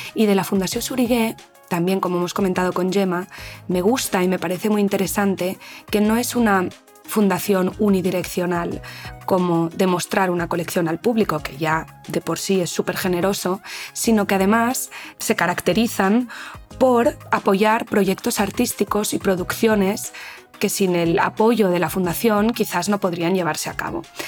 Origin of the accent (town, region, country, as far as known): Spain